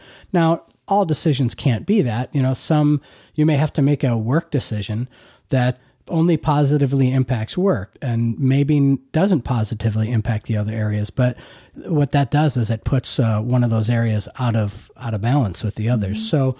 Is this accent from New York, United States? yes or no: yes; Hamburg, New York, United States; I'm originally from Buffalo, actually Hamburg, New York, which is, south of Buffalo.